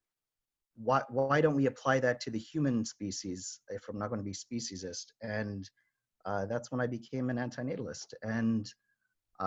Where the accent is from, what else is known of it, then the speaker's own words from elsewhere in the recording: Ottawa, Ontario, Canada; I grew up in Ottawa and Ontario, Canada